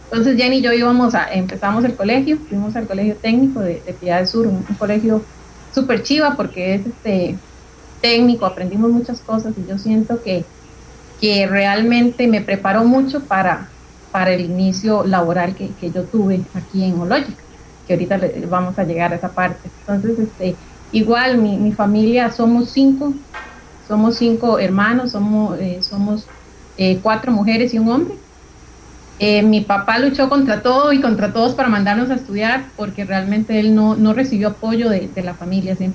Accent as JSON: {"language": "Spanish", "town": "San Ramón", "region": "Alajuela", "country": "Costa Rica", "tie": "born or raised there", "said": "Yo eh, tengo 34 años. Soy de San Ramón, específicamente de La Paz y en las montañas. Yo siempre digo, vivo como el de Heidi es en las puras montañas de La Paz de San Ramón."}